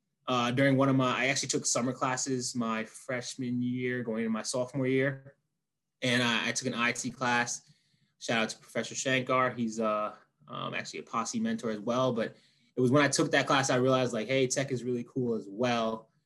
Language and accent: English; New York City, New York, United States; currently the chief of staff at Adaptix. Born and raised in New York City, kind of moving around a lot currently during these times